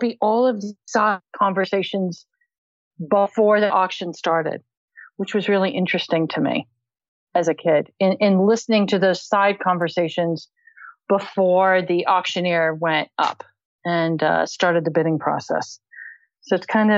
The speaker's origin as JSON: {"language": "English", "town": "Fort Worth", "region": "Texas", "country": "United States", "tie": "born or raised there", "said": "I grew up outside of Fort Worth, Texas"}